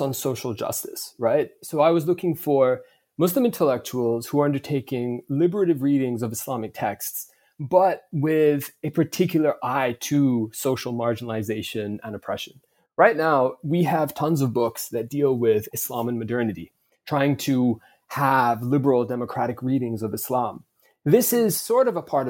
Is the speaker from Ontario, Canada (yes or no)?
no; Vancouver, British Columbia, Canada; I grew up in Vancouver. That's my hometown.